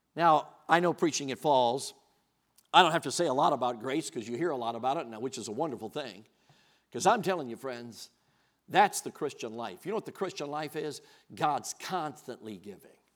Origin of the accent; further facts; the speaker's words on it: Chicago, Illinois, United States; moved away; I grew up in Chicago